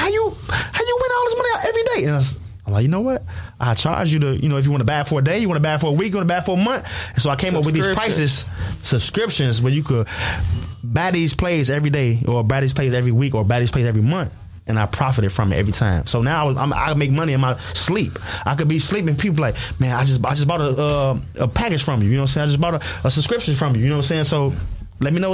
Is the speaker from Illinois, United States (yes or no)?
yes; Chicago, Illinois, United States; I'm from Chicago